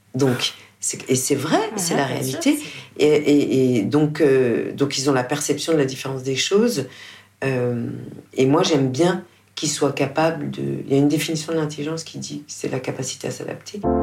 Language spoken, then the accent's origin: French; France; je suis française